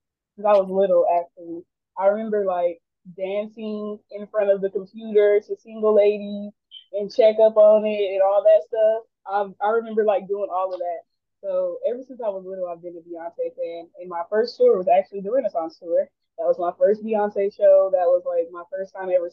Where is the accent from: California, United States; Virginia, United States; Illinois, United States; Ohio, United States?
California, United States; Los Angeles; I'm from LA.